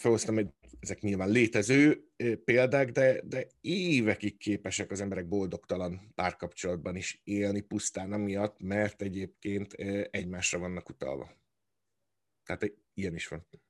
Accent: Hungary; moved away; ugyanabból a nemzetből, e, nőttünk ki, vagy származunk

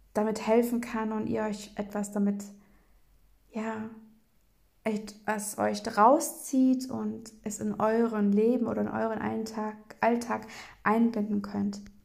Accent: Bremen, Germany; in Bremen bin ich aufgewachsen

